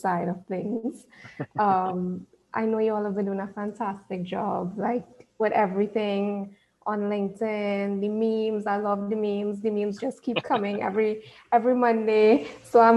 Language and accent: English; Trinidad & Tobago; accent: Trini; I am from Trinidad and Tobago. You would hear the accent coming in there because what I've been told is that Trinis, that's what we call ourselves, we have a very distinctive accent